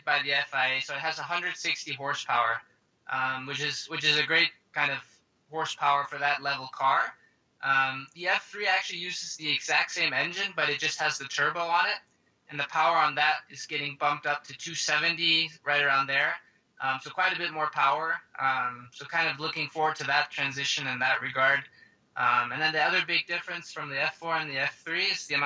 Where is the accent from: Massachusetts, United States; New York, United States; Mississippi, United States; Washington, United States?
Washington, United States; Seattle; also born or lived in Denmark; we moved over to the States, living in Seattle now. Been living there since I moved